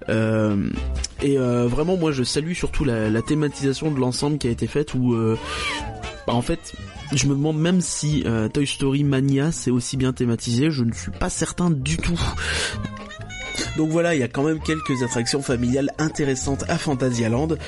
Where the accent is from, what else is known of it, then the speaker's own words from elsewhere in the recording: Northern Germany, Germany; French is a second language; moi je suis allemand. Il y a de la concurrence. Tu vois, je suis, j'habite